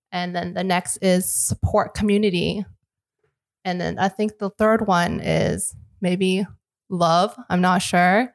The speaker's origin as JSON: {"language": "English", "town": "Unionville", "region": "Ontario", "country": "Canada", "tie": "born or raised there", "also_born_or_lived": "Richmond Hill", "lives_now": "Toronto, Canada", "said": "I was born in Toronto, but I grew up in the suburbs. So Unionville."}